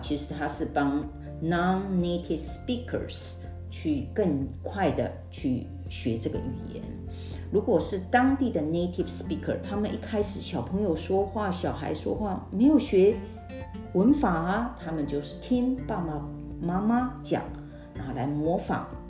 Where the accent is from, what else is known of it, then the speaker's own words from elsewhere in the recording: Taiwan; 我们在台湾的学习语言，第二外国语言